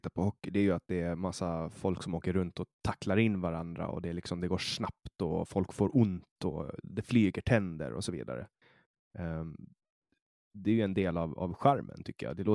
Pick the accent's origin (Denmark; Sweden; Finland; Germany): Finland; jag kommer ju från Finland och, och alla i hela Finland blir intresserade av hockey.